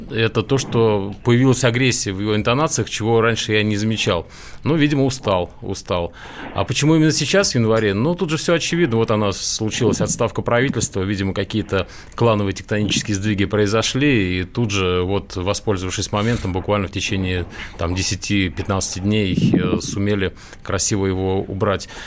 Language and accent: Russian; Chuvashia, Russia; moved away; я родом из Чуваши, вы... долго там жил и работал.